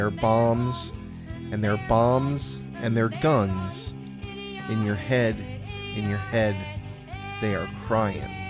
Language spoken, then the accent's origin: English; Ireland; even though I'm Irish, it wasn't me. I didn't do it. Because being Irish, it was quite hard, especially in the UK, when there was so much tension.